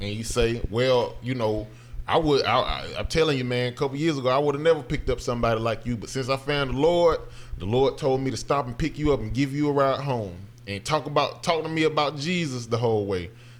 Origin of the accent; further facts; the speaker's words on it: the South, United States; I hate when I tell people I'm from the South and they be like, oh man, I don't know how you grew up over there.